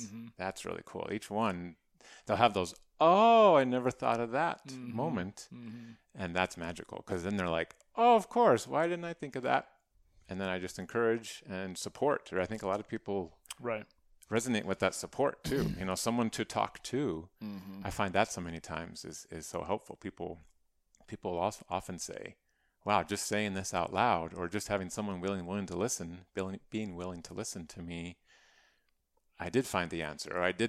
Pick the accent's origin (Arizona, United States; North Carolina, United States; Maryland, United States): Arizona, United States; also born or lived in Phoenix, United States; So I was originally from Arizona, grew up in a really small town in northeastern Arizona, went to college, NAU, Flagstaff, and then I lived in Phoenix for about 17 years.